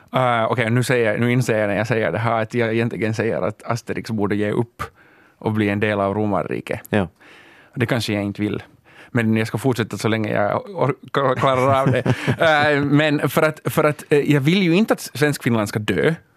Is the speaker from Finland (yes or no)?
yes; Finland; Vi är världens mest privilegierade etniska minoritet